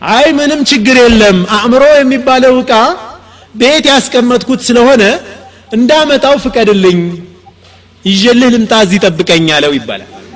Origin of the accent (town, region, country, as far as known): Ethiopia